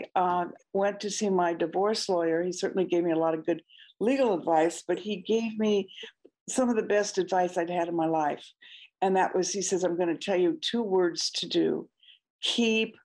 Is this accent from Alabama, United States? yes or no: no; Oregon, United States; moved away as an adult; now in Hawaii, United States; I grew up in Oregon and moved here in 1975.